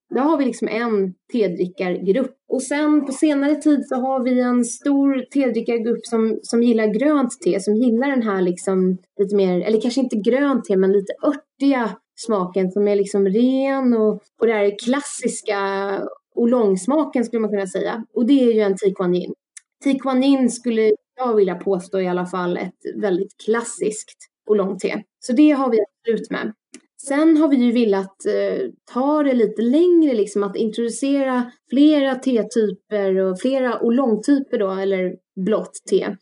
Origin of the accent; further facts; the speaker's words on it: Stockholm, Stockholm County, Sweden; also born or lived in France; Jag är ju född och uppvuxen i Stockholm